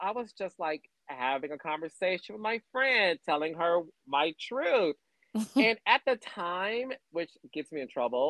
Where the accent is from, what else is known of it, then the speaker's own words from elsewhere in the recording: Detroit, Michigan, United States; moved away as an adult; Yeah, born and raised in Detroit. Born there, lived there up until I was like 22.